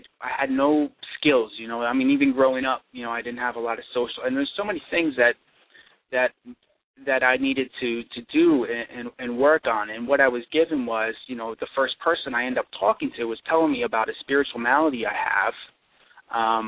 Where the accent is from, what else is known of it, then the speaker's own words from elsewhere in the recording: East Coast, United States; now in Michigan, United States; I'm actually from the East Coast